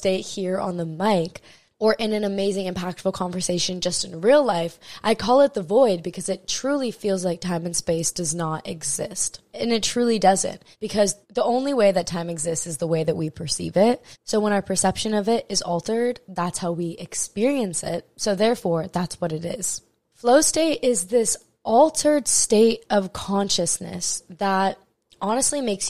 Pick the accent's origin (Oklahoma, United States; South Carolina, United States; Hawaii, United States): Hawaii, United States; Maui; I'm born and raised in Maui, Hawaii